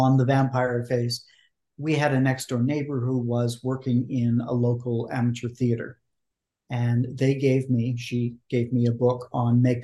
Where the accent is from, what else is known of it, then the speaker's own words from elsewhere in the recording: Vancouver, British Columbia, Canada; I was raised in Vancouver, Canada